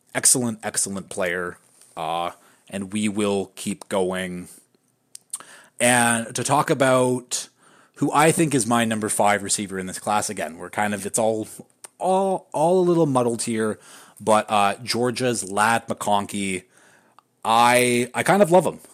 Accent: Canada; I'm from Canada

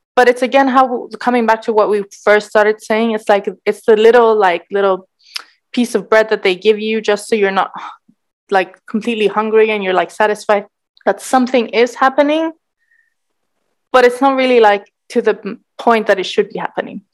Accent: Cyprus; growing up in Cyprus

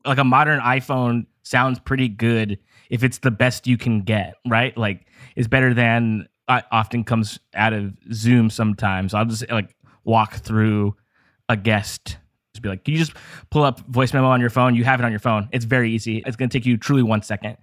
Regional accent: Downey, California, United States; I'm from here. Well, I grew up in Downey, like, Lakewood area, which is like a suburb of Los Angeles.

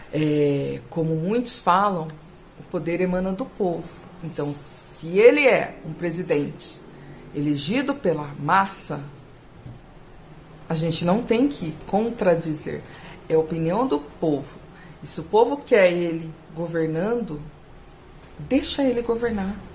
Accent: São Paulo, Brazil; Temos aí agora, eu sou aqui do estado de São Paulo, estou vivendo esse horror.

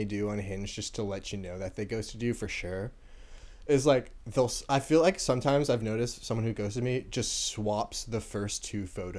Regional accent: New Jersey, United States; Well, I'm American on my profile. I'm from New Jersey.

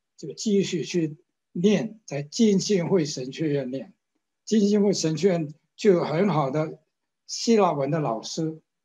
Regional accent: China; moved away; also born or lived in Hong Kong; 我为什么我是中国人

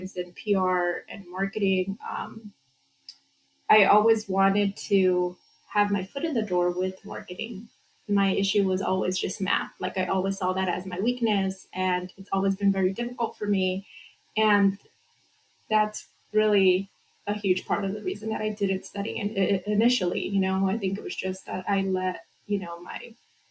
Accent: Santa Ana, California, United States; I grew up in Santa Ana.

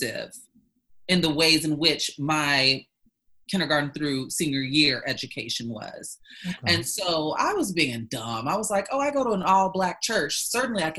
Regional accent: Chicago, Illinois, United States; moved away as an adult; also born or lived in Oklahoma; now in Los Angeles, United States; I'm from the Chicagoland area, and my high school, the schooling that I experienced from kindergarten up through senior year of high school was very diverse.

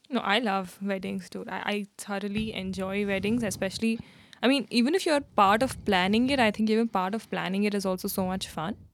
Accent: India; being an Indian

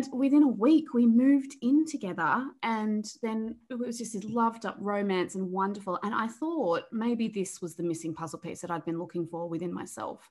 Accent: Australia; also born or lived in Melbourne, Victoria; I'm from Australia. I live in Melbourne, which is down the bottom of Australia.

